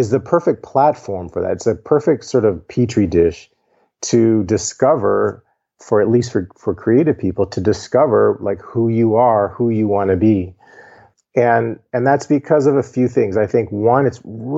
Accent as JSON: {"language": "English", "town": "Cleveland Heights", "region": "Ohio", "country": "United States", "tie": "born or raised there", "said": "I grew up in Cleveland Heights, Ohio"}